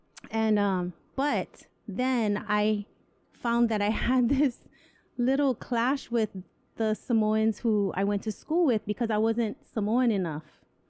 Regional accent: Hawaii, United States; growing up in Hawaii

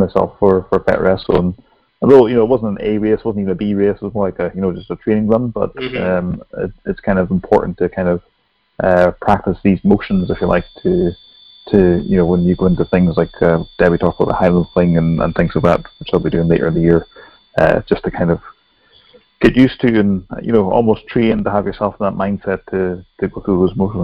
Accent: Ireland; I'm Irish as well

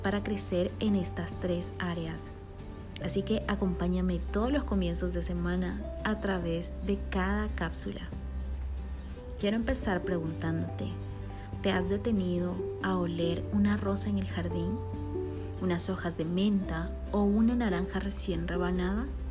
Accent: Bolivia; born or raised there; now in Guatemala

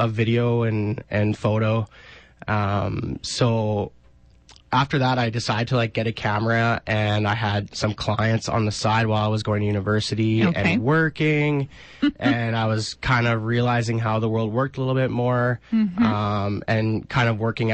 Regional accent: Regina, Saskatchewan, Canada; I'm from Regina, Saskatchewan. I was born and raised here.

